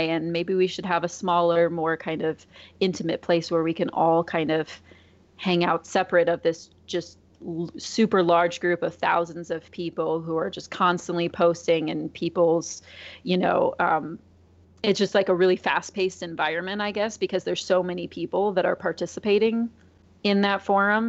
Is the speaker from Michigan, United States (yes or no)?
no; Iowa, United States; moved away as an adult; now in Springfield, United States; I grew up in Iowa, basically straight north of where I am right now